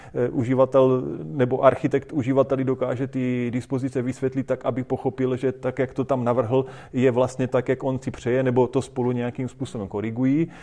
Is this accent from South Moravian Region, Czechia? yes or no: yes; Boskovice, South Moravian Region, Czechia; U nás v Boskovicích